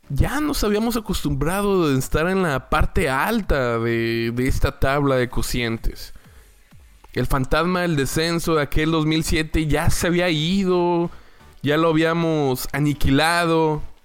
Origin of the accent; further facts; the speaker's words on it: Torreón, Coahuila, Mexico; moved away as an adult; now in Houston, United States; Yo soy originario de la ciudad de Torreón, Coahuila. Y desde hace 10 años, precisamente en el 2007, me mudé a otra hermosa ciudad que es la ciudad de Houston, Texas